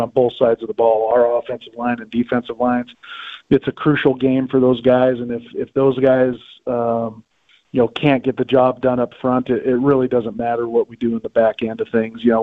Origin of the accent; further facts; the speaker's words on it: Pocatello, Idaho, United States; grew up in Pocatello, Idaho